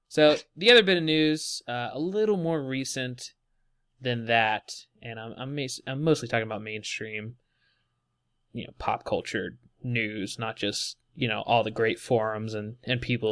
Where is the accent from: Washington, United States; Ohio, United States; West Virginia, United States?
West Virginia, United States; now in Texas, United States; I'm not from Texas. I live in Texas currently, but I'm from West Virginia.